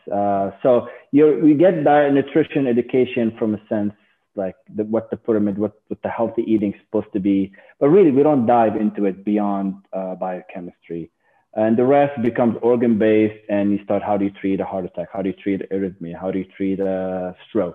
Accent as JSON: {"language": "English", "country": "Lebanon", "tie": "born or raised there", "moved": "as an adult", "lives_now": "United States", "said": "I was born and raised in Lebanon"}